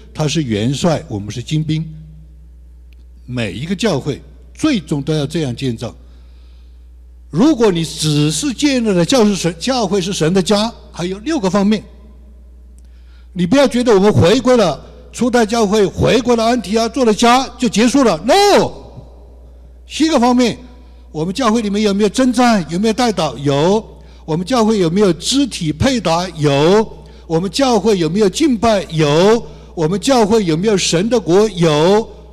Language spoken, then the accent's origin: Chinese; China; moved away; 我们所说的弟兄姊妹就是大陆族群的，因为我们生在这里